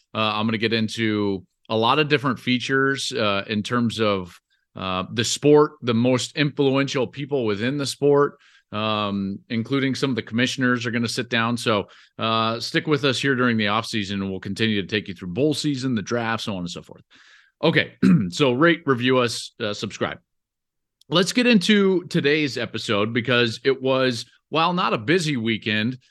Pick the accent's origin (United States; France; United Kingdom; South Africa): United States; Denver, Colorado; we were growing up in the Colorado area